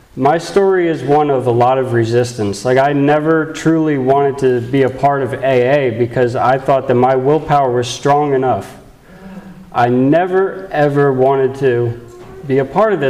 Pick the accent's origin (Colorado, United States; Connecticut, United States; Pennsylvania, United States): Pennsylvania, United States; moved away as an adult; now in California, United States; I'm from Pennsylvania